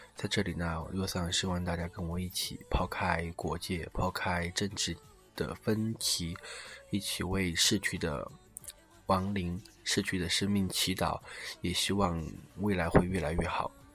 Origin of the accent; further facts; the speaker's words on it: China; moved away; also born or lived in Japan; 作为中国人的话